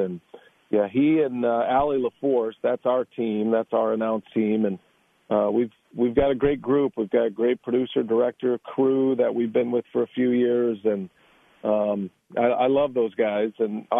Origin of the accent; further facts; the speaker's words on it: Georgetown, Texas, United States; moved away; I actually grew up in Georgetown, which is